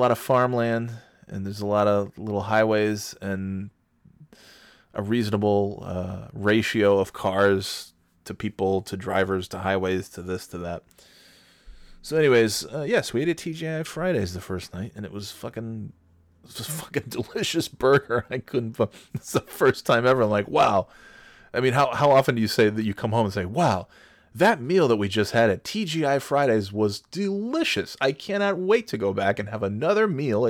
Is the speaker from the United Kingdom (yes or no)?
no; United States; I'm from America